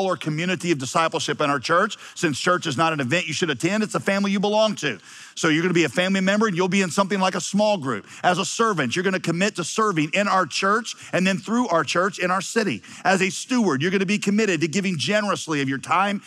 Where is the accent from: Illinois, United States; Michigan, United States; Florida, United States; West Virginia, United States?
West Virginia, United States; Wheeling; moved away; also born or lived in Yadkinville, North Carolina; I'm from Wheeling, West Virginia